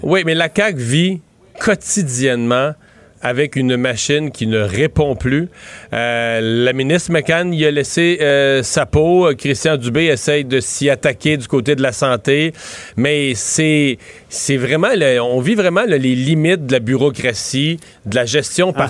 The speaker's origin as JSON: {"language": "French", "area": "Bas-Saint-Laurent", "region": "Quebec", "country": "Canada", "moved": "yes", "lives_now": "Montérégie, Canada", "said": "Montréal, Montérégie, Bas-Saint-Laurent, ma région de travail, ma région de résidence, ma région d'origine"}